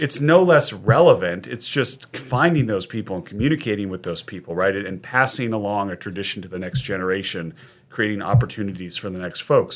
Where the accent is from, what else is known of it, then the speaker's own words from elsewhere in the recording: Sacramento, California, United States; I grew up in Sacramento